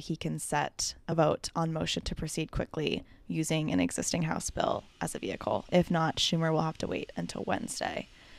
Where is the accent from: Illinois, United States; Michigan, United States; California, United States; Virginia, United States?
Virginia, United States; born there; I was born in Virginia.